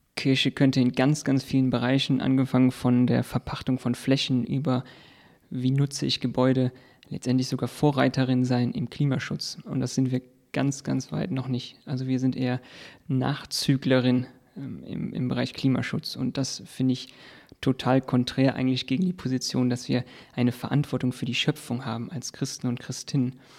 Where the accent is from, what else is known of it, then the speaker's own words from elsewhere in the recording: near the Fortuna open-cast mine, North Rhine-Westphalia, Germany; im Prinzip bin ich direkt in der Nachbarschaft aufgewachsen